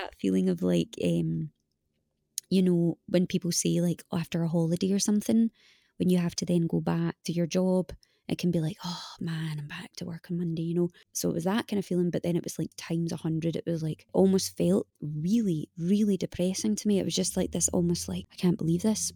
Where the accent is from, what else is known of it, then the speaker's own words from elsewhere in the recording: Scotland, United Kingdom; moved away as an adult; now in Los Angeles, United States; I'm Scottish